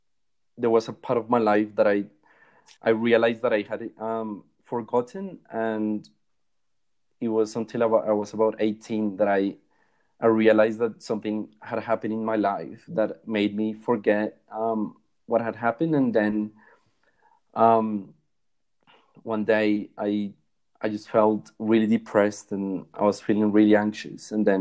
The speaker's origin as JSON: {"language": "English", "town": "Bogota", "region": "Bogotá", "country": "Colombia", "tie": "born or raised there", "said": "So when anyone asks where I'm from, I just say that I'm from Bogota. Yeah, so I had a really pretty normal upbringing here in Colombia."}